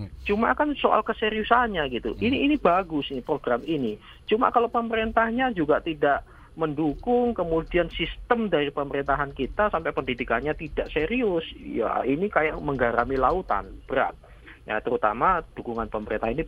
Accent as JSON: {"language": "Indonesian", "region": "Java", "country": "Indonesia", "said": "di asal kota di kota asal saya di Jawa."}